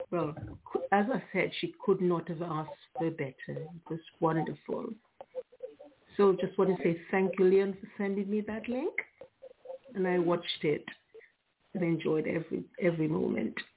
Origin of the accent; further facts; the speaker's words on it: Antigua & Barbuda; now in England, United Kingdom; I'm from Antigua, but been in England a long, long, long time.